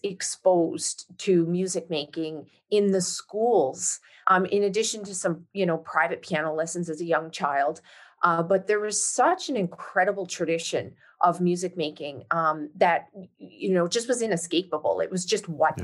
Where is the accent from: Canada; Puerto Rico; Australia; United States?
Canada; St. John's, Newfoundland and Labrador; moved away as an adult; I was born and raised in St. John's, Newfoundland, in fact, I uh, left Newfoundland in 1997